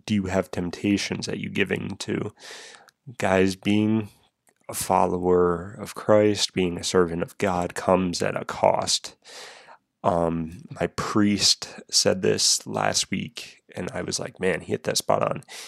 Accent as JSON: {"language": "English", "region": "New England", "country": "United States", "said": "I'm from New England."}